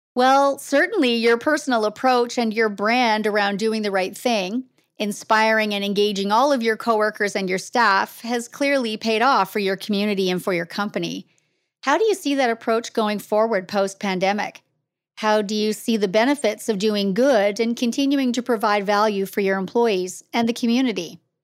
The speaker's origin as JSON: {"language": "English", "country": "Canada", "tie": "born or raised there", "said": "here in Canada. We often forget how lucky we are just simply to have been born here"}